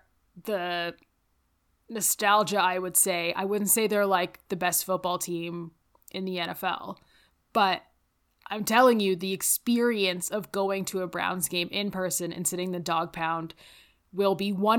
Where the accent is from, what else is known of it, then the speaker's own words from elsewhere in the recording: Windsor, Ontario, Canada; Growing up outside of Windsor, I've been to Detroit several times. I've also been to Ohio several times.